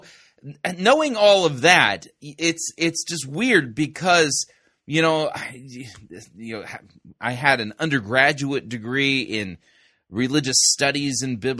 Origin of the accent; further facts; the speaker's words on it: California, United States; I grew up in Southern California and was living in Arcadia at the time.